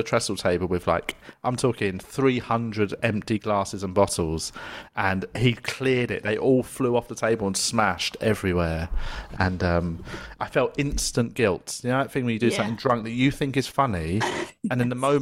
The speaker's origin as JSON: {"language": "English", "region": "London", "country": "United Kingdom", "tie": "born or raised there", "said": "I grew up in the South London working classes"}